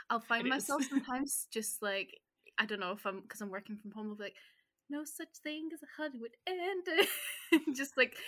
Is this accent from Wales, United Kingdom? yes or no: no; Scotland, United Kingdom; being Scottish